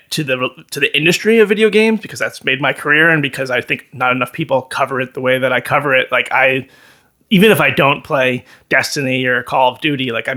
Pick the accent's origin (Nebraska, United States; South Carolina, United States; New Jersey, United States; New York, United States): New York, United States; Chappaqua; moved away; I grew up in Chappaqua, home to the Clinton family